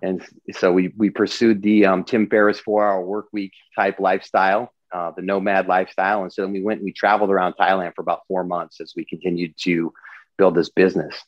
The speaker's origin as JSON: {"language": "English", "region": "Eastern Washington State", "country": "United States", "tie": "born or raised there", "also_born_or_lived": "Los Angeles", "moved": "as an adult", "said": "I grew up in Eastern Washington State in a really small town of less than a thousand"}